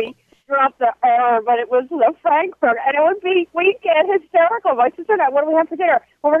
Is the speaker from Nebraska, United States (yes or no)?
no; Philadelphia, Pennsylvania, United States; I'm from Pennsylvania. I'm from Philly